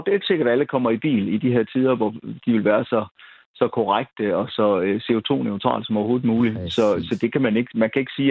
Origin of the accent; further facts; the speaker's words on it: Aarhus, Central Denmark Region, Denmark; jeg er fuldblods aarhusianer